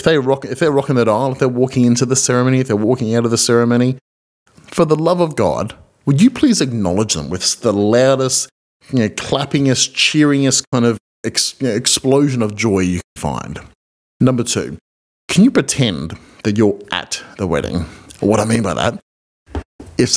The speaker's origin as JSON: {"language": "English", "country": "Australia", "said": "I'm an Australian marriage celebrant"}